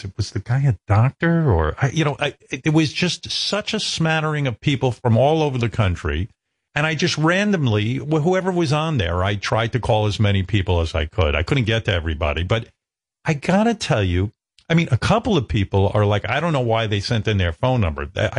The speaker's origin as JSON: {"language": "English", "country": "United States", "said": "I'm American"}